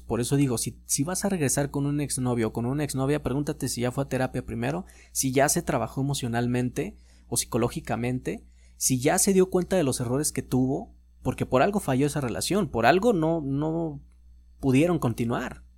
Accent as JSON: {"language": "Spanish", "country": "Mexico", "said": "como mexicanos"}